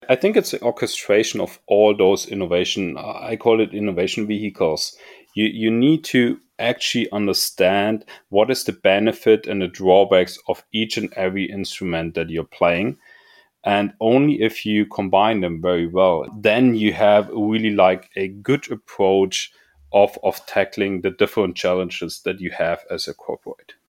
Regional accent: Munich, Bavaria, Germany; I was growing up in Munich and or close by Munich at least

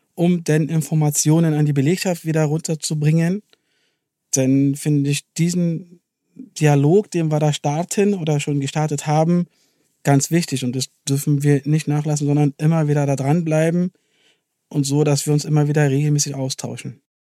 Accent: Berlin, Germany; wir als Berliner und Siemens-Indianer sind stolz darauf, dass wir den Campus hier in Berlin haben

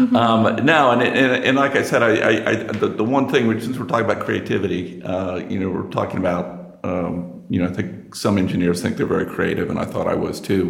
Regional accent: United States; accent: American; also born or lived in Princeton, New Jersey; because you can tell from my accent, I'm, I'm American

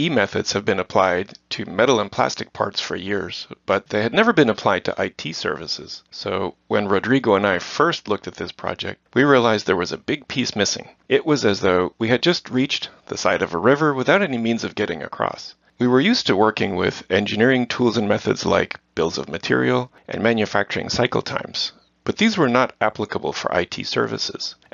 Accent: Netherlands; I was born and raised in the Netherlands.

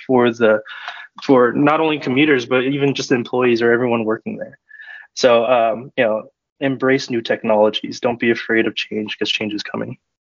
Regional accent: Southern California, United States; moved away as an adult; also born or lived in Bay Area / Sacramento; I'm originally from Southern California, but I moved up to the Bay Area to study computer science and technology management at UC Davis.

